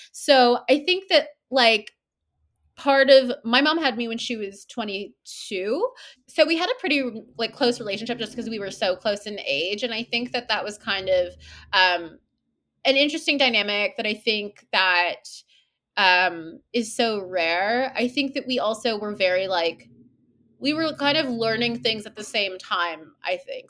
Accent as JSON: {"language": "English", "town": "Toronto", "region": "Ontario", "country": "Canada", "tie": "born or raised there", "said": "born, I was born here, um, in Toronto, and, uh, I grew up in Toronto too"}